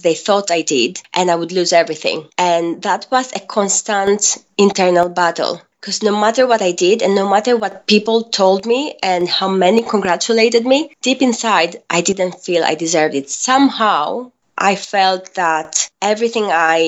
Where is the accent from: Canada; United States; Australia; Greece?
Greece; moved away as an adult; now in England, United Kingdom; I'm half Greek and half Filipina, and I was born and raised in Greece